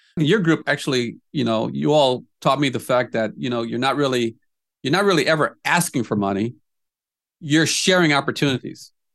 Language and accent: English; Indiana, United States; now in Des Moines, United States; I'm from Indiana originally